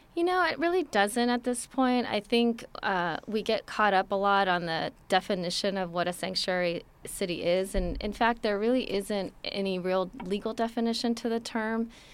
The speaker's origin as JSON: {"language": "English", "town": "Los Angeles", "region": "California", "country": "United States", "tie": "born or raised there", "said": "I was born in Los Angeles"}